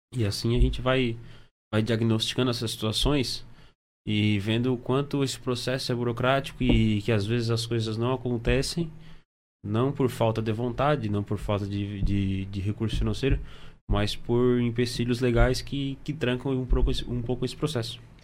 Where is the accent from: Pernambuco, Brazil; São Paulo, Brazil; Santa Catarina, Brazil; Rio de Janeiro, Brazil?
Santa Catarina, Brazil; Içara; sou de Sara